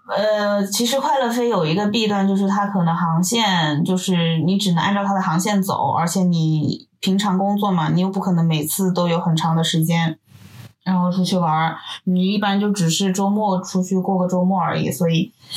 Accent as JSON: {"language": "Chinese", "region": "southern China", "country": "China", "lives_now": "Guangzhou, China", "said": "作为一个南方人来说"}